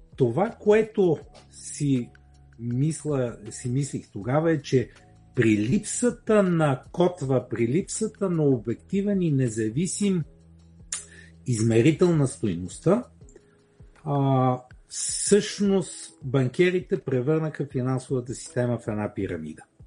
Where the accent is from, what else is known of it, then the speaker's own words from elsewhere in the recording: Bulgaria; ние сме си българи и живеем тук